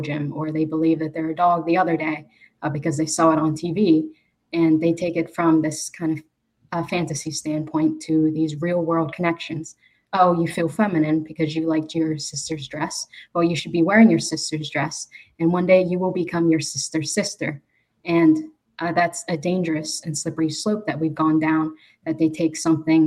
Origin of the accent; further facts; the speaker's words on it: Pittsburgh, Pennsylvania, United States; I was raised in Pittsburgh